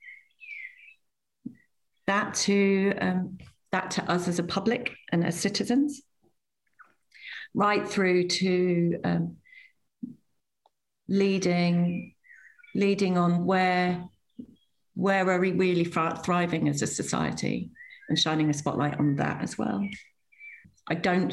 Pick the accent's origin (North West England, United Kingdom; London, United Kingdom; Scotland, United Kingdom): North West England, United Kingdom; Manchester; I was born in Manchester